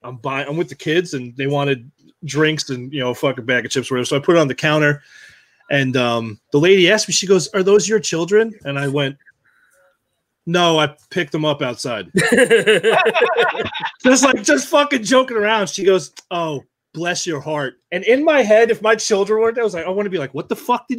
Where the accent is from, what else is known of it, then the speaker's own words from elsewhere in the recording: New York, United States; accent: Long Island; My Long Island accent. I've lost it, you know, being in the Navy.